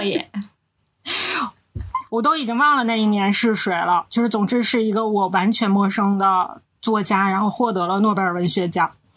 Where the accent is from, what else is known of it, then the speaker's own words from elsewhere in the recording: Northeast China, China; 我们是三个来自东北的 ladies